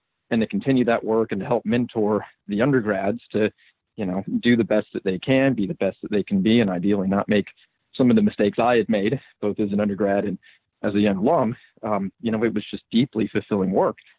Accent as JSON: {"language": "English", "town": "Atlanta", "region": "Georgia", "country": "United States", "tie": "born or raised there", "moved": "as an adult", "lives_now": "Austin, United States", "said": "I grew up in Atlanta, Georgia"}